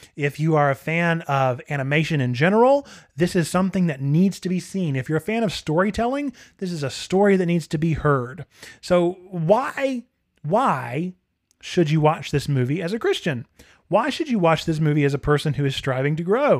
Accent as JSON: {"language": "English", "country": "United States", "said": "as American consumers"}